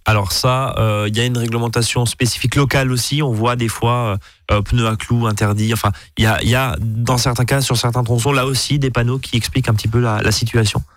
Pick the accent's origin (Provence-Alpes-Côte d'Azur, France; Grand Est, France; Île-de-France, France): Grand Est, France; Alsace; chez nous en Alsace